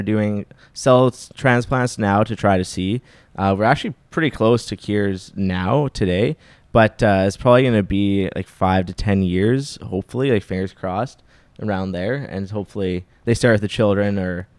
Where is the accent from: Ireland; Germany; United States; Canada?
Canada; Saskatoon, Saskatchewan; moved away; I came from Saskatoon, which is like at the time I was there, it was 250,000 when I was there